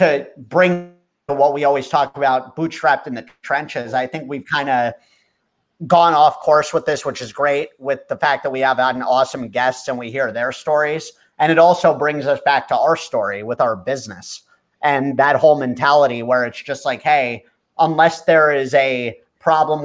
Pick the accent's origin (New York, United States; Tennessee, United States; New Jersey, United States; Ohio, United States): New Jersey, United States; Watchung; we grew up in Watchung